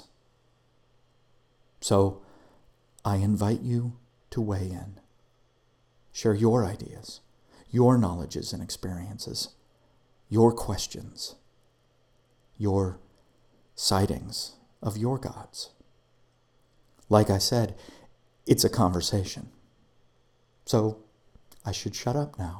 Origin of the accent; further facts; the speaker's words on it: United States; I'm an American